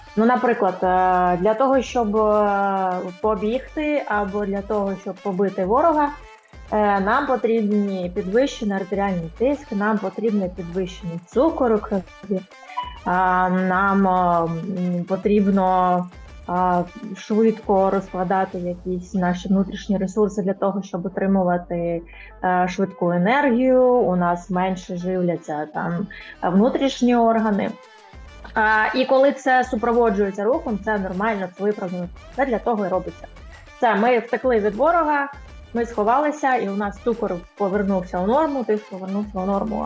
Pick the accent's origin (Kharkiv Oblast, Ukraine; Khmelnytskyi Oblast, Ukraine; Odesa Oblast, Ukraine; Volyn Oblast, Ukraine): Odesa Oblast, Ukraine; Odesa; Я народилася виросла в Одесі